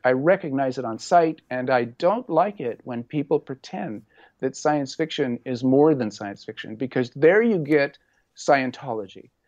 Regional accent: Orange County, California, United States; I grew up in Orange County, and really my salvation as a teenager was my love of body surfing

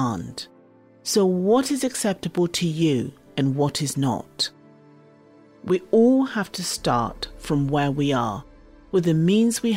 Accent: Zimbabwe; now in United Kingdom; the foods I grew up with in Zimbabwe

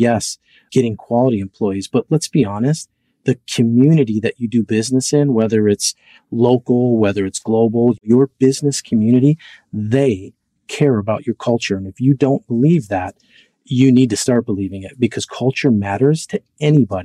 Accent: Minnesota, United States; I'm from Minnesota.

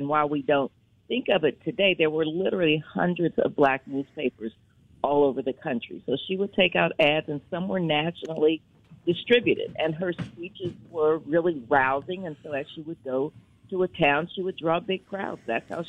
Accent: Indianapolis, Indiana, United States; My mother was vice president of the Madam C.J. Walker Manufacturing Company when I was growing up in Indianapolis.

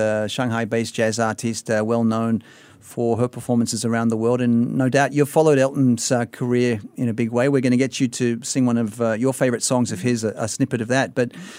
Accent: Sydney, New South Wales, Australia; moved away; my hometown of Sydney, Australia

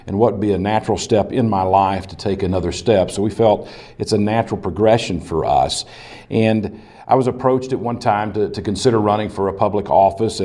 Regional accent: Slaton, Texas, United States; I was born and raised in Slayton, Texas

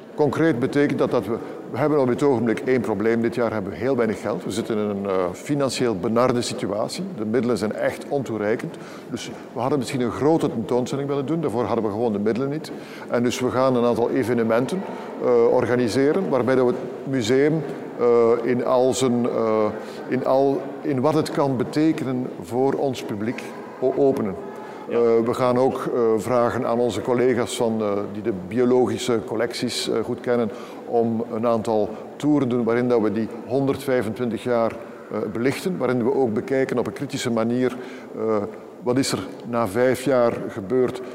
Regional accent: Belgium; we als Belgen

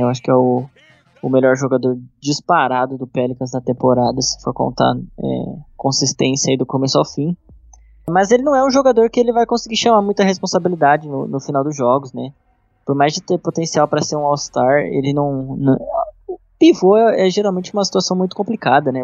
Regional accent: Brazil; Como bom brasileiro

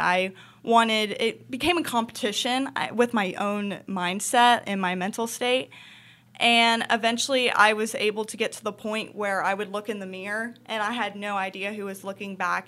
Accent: Charlotte, North Carolina, United States; I was born in Charlotte, North Carolina, so I've been born and raised here, and I'm a city girl

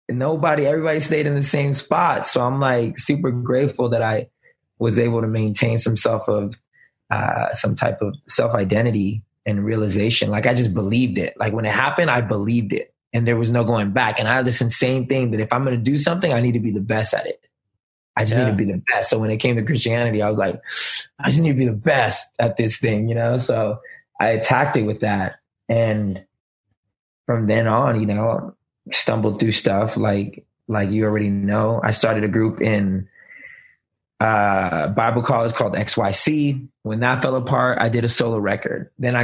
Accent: Germany; moved away; also born or lived in Kansas / Texas / Florida; I mean, my dad was in the military, so I kind of grew up everywhere. I was born and raised in Germany and moved to the States. I was in Kansas, Texas, and then he finally retired in Florida.

